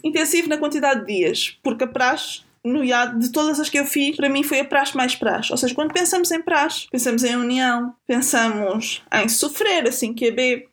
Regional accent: a small village in Lisbon District, Portugal; Eu sou de Lisboa, sou de uma pequena aldeia que pertence ao distrito de Lisboa

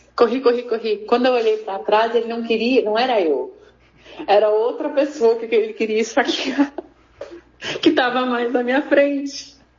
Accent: Taquari, Rio Grande do Sul, Brazil; eu sou de Itaquari, que é uma cidade que fica aqui pertinho, 40 quilômetros, ali para aquelas bandas ali de, de Paverama

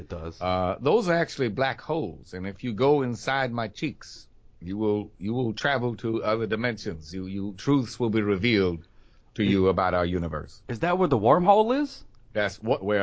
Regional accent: the South, United States; You know, I'm from the South uh, myself, so right?

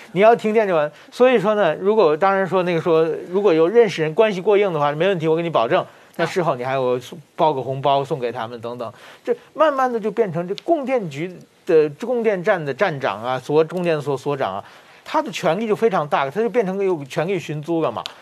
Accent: China; moved away; 我当年我自己小的时候在中国，嗯，嗯。我七十年代、八十年代初在中， 在中国

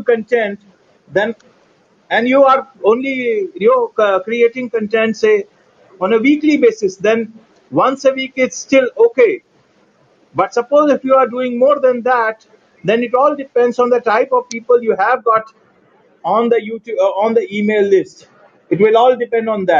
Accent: New Delhi, Delhi, India; I'm from India. And India, yeah, New Delhi. New Delhi, to be exact.

